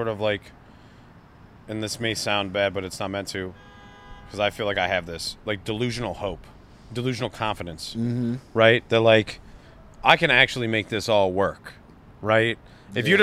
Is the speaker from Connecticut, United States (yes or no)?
no; Cleveland, Ohio, United States; I'm from the west side of Cleveland